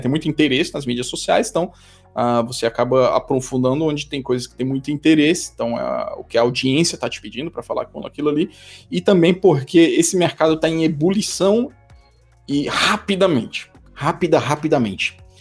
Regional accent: Brazil; moved away as an adult; now in Switzerland; eu sou um brasileiro, mas eu moro na Suíça há quase 10 anos, saí do Brasil mais de 15 anos atrás

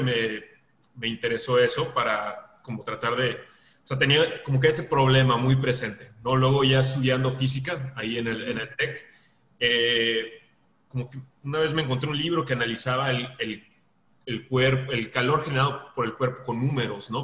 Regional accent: Veracruz, Mexico; now in Monterrey, Mexico; yo soy de Veracruz y luego estoy viviendo en Monterrey

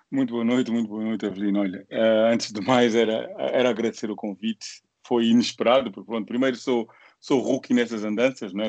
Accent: Angola; nós como angolanos

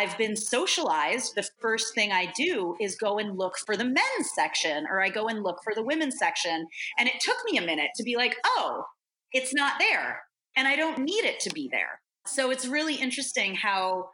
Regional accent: New York, United States; moved away as an adult; now in San Francisco Bay Area, United States; I am a New Yorker at heart, die hard

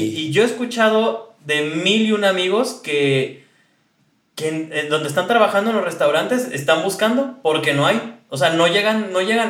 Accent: Mexico City, Mexico; moved away as an adult; now in New York, United States; de la Ciudad de México.

